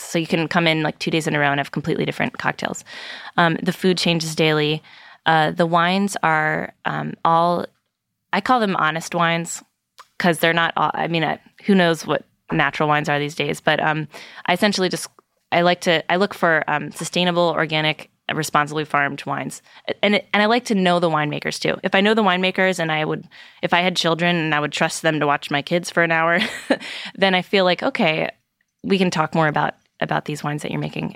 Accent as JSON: {"language": "English", "region": "Virginia", "country": "United States", "said": "I'm from Virginia"}